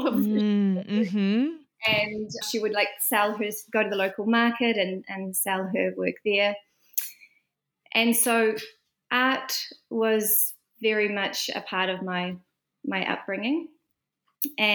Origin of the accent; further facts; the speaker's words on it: Fern Flat, Northland, New Zealand; now in Auckland, New Zealand; I grew up in a small rural community in the far north called Fern Flat